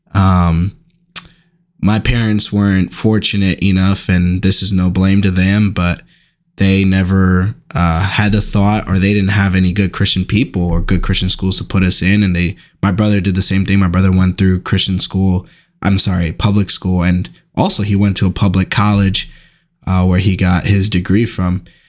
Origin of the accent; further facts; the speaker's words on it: Newark, New Jersey, United States; I grew up in Newark, New Jersey